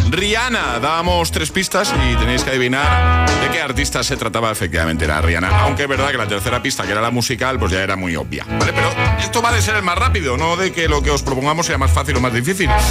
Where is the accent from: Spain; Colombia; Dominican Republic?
Spain; Barcelona, Catalonia; Y yo soy de Barcelona